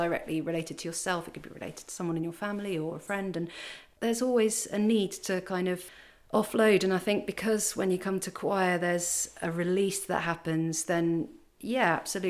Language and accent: English; Kent, South East England, United Kingdom; moved away as an adult; also born or lived in Paris, France; I'm originally from Kent